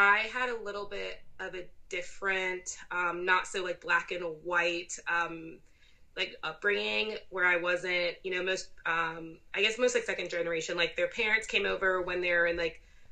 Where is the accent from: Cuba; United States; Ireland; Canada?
United States; I'm second generation American and that's part of my identity, like my parents, you know, being from Zimbabwe